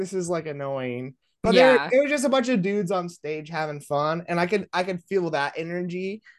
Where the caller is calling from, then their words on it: Las Vegas, Nevada, United States; Yes, I'm in Las Vegas. This is where my HQ is, my label HQ.